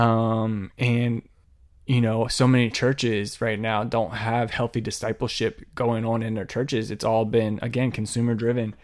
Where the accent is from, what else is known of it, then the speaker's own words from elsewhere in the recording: Laurel, Maryland, United States; my hometown of Laurel, Maryland